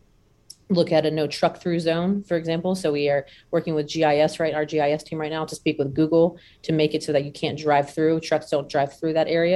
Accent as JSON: {"language": "English", "region": "the South", "country": "United States", "tie": "born or raised there", "said": "I was born and raised in the South."}